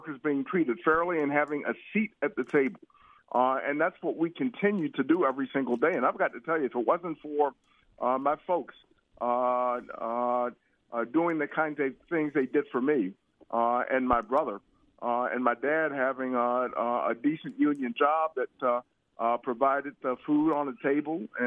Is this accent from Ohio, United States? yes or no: yes; Cleveland, Ohio, United States; me growing up in Cleveland, Ohio